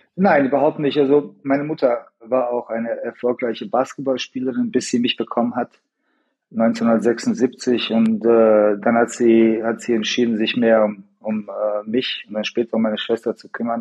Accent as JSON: {"language": "German", "town": "Sarajevo", "region": "Federation of Bosnia and Herzegovina", "country": "Bosnia & Herzegovina", "tie": "born or raised there", "said": "ich in Sarajevo geboren bin"}